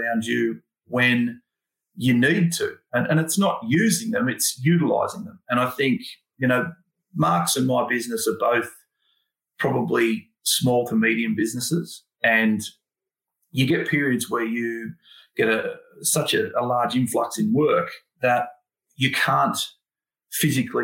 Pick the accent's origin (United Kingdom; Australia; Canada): Australia; Sydney, New South Wales; I grew up in Thornley